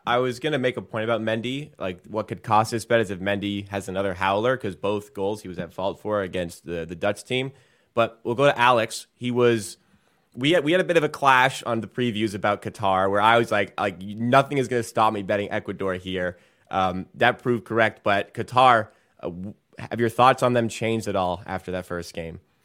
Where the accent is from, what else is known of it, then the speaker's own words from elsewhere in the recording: England, United Kingdom; I am English